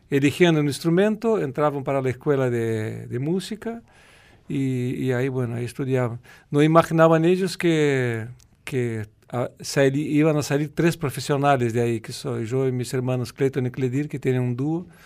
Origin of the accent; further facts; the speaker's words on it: South Brazil, Brazil; nieve ahí, sí, en el sur de Brasil, en como dice Morgado, en la, serra, ¿no? en la montaña. Y nosotros vivimo